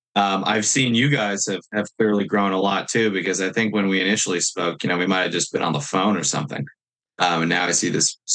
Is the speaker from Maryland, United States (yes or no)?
no; New York, United States; I'm from New York